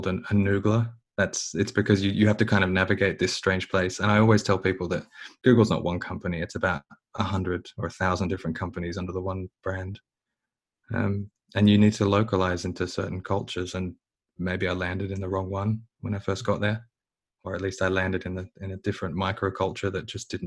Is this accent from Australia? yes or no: yes; Australia; being more Australian than anything else